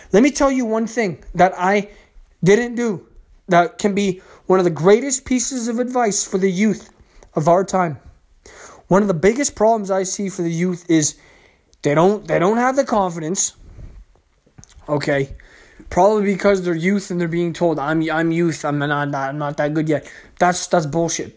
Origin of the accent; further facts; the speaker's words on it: Canada; the province I lived in, because I'm Canadian